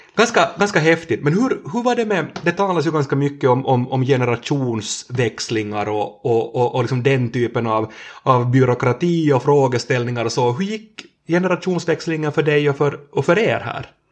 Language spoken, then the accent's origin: Swedish; Närpes, Ostrobothnia, Finland; två kilometer från där vi sitter nu hos, hos Emma, så, så där har jag vuxit upp i, i växthus